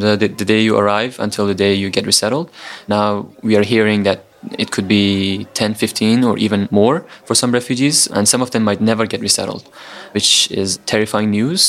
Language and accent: English; Afghanistan; now in Indonesia; I'm 20 years old and I'm from Afghanistan.